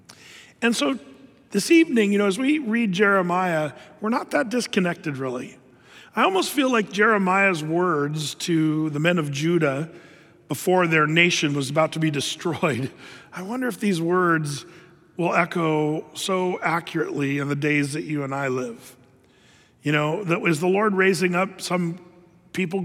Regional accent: United States; as American Christians

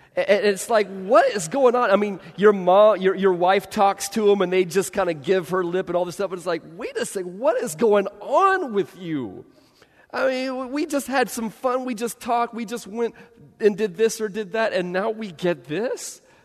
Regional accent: Bay Area, California, United States; I grew up in the Bay Area

